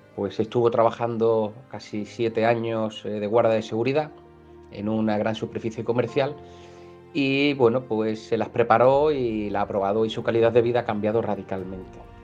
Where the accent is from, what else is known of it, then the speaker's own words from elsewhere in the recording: Málaga, Andalusia, Spain; soy de Málaga, del sur del mundo en primavera, aquí en, del barrio, del Palo